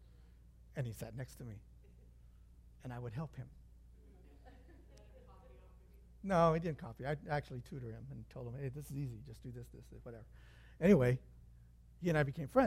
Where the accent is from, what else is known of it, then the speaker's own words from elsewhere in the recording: Santa Fe Springs, California, United States; I'm from Springs right here